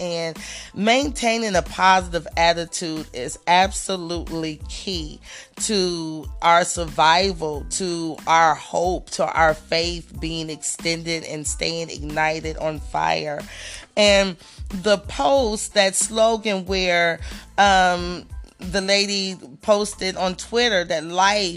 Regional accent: Dayton, Ohio, United States; my hometown businesses, and I love to see my community doing big things and people that I may have known or went to school

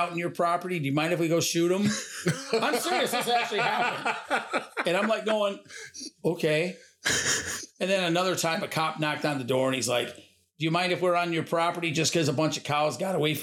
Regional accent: Muskegon, Michigan, United States; now in Hopkins, United States; I was born and raised in Muskegon

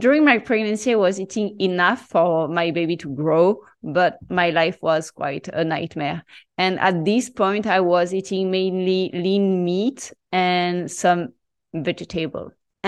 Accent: Marseille, Provence-Alpes-Côte d'Azur, France; English is a second language; So I'm so French, and I grew up in Marseille having traditional Mediterranean diet.

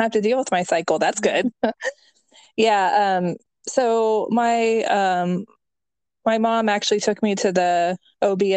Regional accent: Texas, United States; moved away as an adult; now in Georgia, United States; I'm originally from Texas. But we moved to Georgia 2 years ago

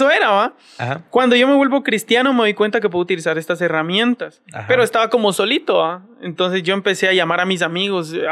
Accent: Colombia; que intensificar en mi país. Y entonces allá en Colombia siempre ha sido como una formación

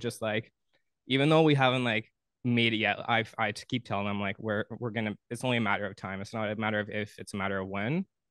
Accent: Thunder Bay, Ontario, Canada; moved away as an adult; now in Ottawa, Canada; I'm originally from Thunder Bay

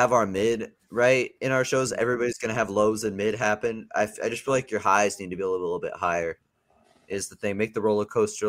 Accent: the South, United States; accent: Southern; Well, I'm from the South, so that's my accent.

